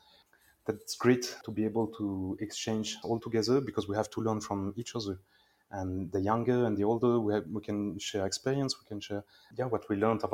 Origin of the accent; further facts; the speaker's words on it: Switzerland; moved away as an adult; now in Madrid, Spain; I was born in Switzerland. I grew up in Switzerland